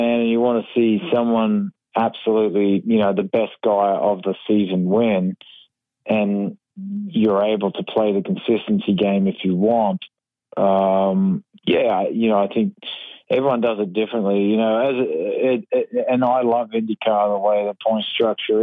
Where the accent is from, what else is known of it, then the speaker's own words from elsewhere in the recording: Australia; now in United States; I'm actually an American now and, I'm still Australian